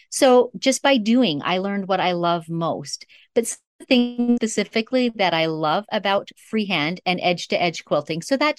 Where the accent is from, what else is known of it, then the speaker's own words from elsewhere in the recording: Northern Canada, Canada; But I grew up in Northern Canada. And my parents were honestly pioneers.